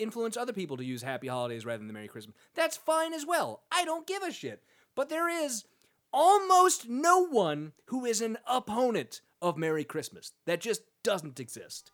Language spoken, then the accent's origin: English; United States; as an American